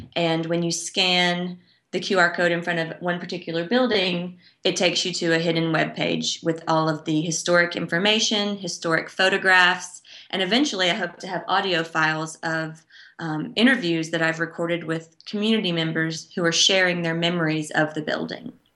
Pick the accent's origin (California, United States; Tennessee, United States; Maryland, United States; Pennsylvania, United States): Tennessee, United States; Dickson; my hometown of Dixon, Tennessee, which is a small, quaint, um, almost rural town about forty-five minutes away from Nashville